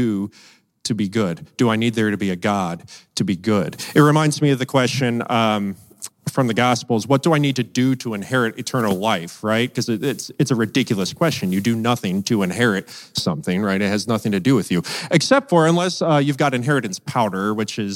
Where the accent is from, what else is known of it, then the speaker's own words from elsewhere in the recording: United States; as American Christians